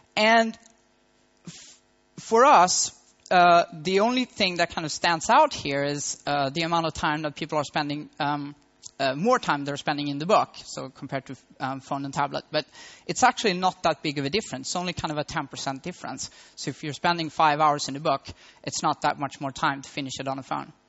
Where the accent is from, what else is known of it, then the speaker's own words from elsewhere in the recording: Malmö, Skåne, Sweden; moved away as an adult; now in Berlin, Germany; it's my hometown and I was raised in Malmo